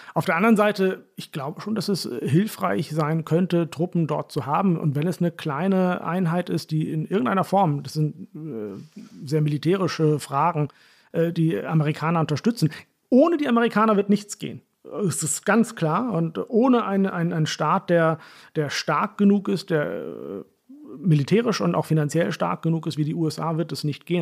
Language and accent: German; Hollern-Twielenfleth, Lower Saxony, Germany; accent: Plattdeutsch; moved away; also born or lived in Heilbronn; so reden wir in Holland. Holland, vielen Fleet, wo ich herkomme